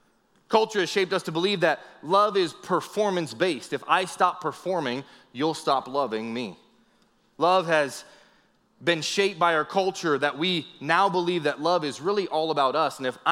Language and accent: English; Northeast, United States; I grew up in the Northeast